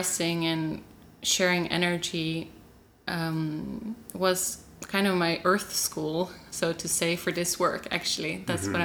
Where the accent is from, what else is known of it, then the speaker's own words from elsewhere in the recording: Sweden; also born or lived in Norway; I was born in Norway and in a kind of group, collective community. And I moved to Sweden when I was 3 years old